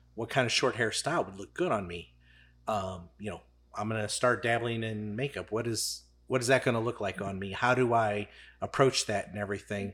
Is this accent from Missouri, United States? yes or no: yes; St. Charles County, Missouri, United States; I'm from Saint Charles County.